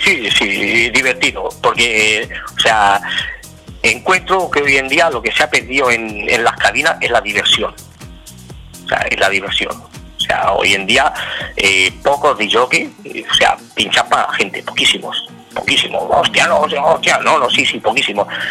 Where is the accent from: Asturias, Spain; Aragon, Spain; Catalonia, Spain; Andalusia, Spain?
Catalonia, Spain; Torroella de Montgrí; trabajaba en Radio Mongrí, en mi pueblo, todavía de Mongrí